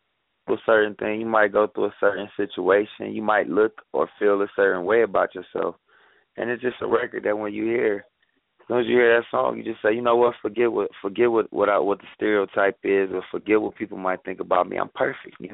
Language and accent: English; Ohio, United States; moved away as an adult; also born or lived in Akron, Ohio; now in Las Vegas, United States; I'm from Ohio, born and raised in Ohio. I've been living in Vegas for the past 10 years